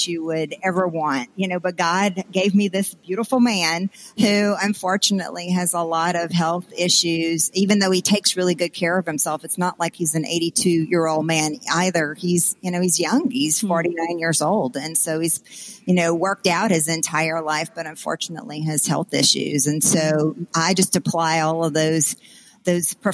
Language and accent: English; South Louisiana, United States; growing up in South Louisiana in a very, very small town